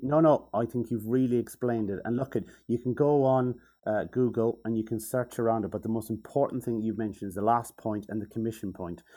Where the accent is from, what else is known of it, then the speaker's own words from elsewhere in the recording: Mayo, Connacht, Ireland; accent: nasally Mayo; my nasally Mayo voice